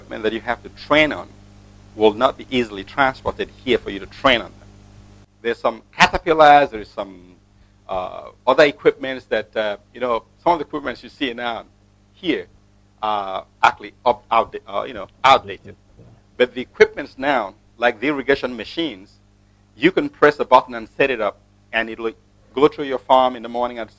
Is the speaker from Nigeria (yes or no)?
yes; Akwa Ibom, Nigeria; now in United States; I'm from Akwa Ibom State.